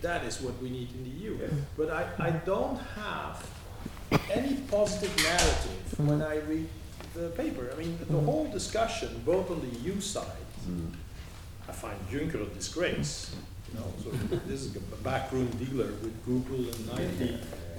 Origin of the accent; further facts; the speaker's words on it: Belgium; I'm from Belgium